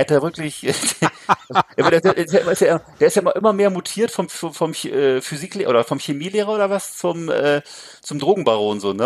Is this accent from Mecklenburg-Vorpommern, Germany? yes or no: yes; Rostock, Mecklenburg-Vorpommern, Germany; bei uns in Rostock